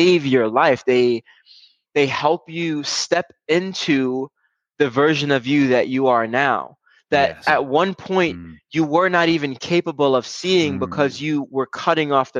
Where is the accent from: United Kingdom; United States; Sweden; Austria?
United States; New York City, New York; I grew up in Brooklyn, New York, for the most part.